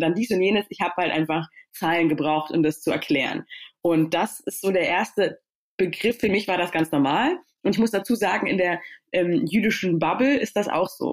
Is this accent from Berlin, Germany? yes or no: yes; Berlin, Germany; born or raised there; also born or lived in Stuttgart